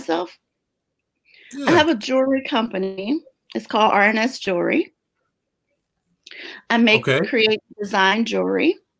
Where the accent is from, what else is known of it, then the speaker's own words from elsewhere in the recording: Jacksonville, Florida, United States; In Jacksonville. Yeah, we grew up together in Jacksonville.